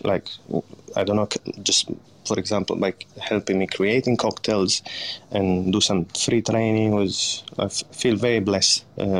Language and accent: English; Crescentino, Piedmont, Italy; English is a second language; My hometown is called Crescentino, and is the biggest city next to it. It would be Turin.